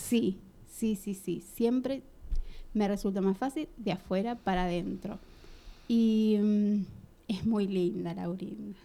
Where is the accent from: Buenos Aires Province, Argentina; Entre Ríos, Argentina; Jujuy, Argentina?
Buenos Aires Province, Argentina; Lanús; yo nací en Lanús, viví toda la vida en Lanús